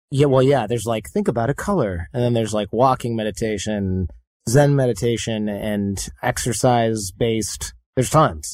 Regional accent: Detroit, Michigan, United States; I'm from Detroit

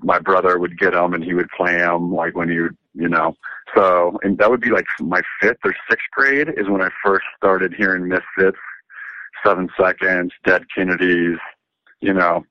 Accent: Nevada City, California, United States; also born or lived in Riverside, California / Scripps Ranch, San Diego / Los Angeles; in kindergarten, first grade, I moved up to Northern California in Nevada City, which is um, near Lake Tahoe, in between Sacramento and Lake Tahoe. And that's where I pretty much grew up

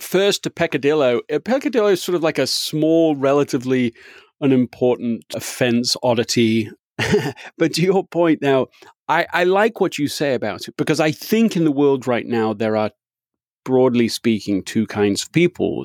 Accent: England, United Kingdom; moved away as an adult; now in United States

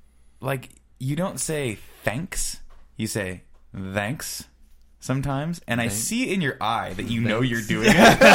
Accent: Canada; Why do Americans hate Florida? As a Canadian, I've always wondered.

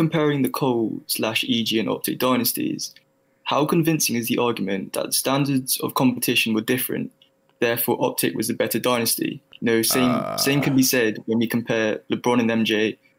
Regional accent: London, United Kingdom; Hello, I'm from London.

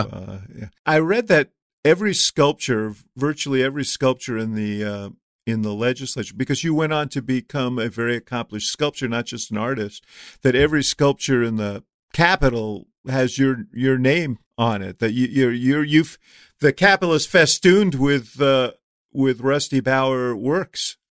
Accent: New York City, New York, United States; When I was ten years old or eleven years old, uh, growing up in New York City

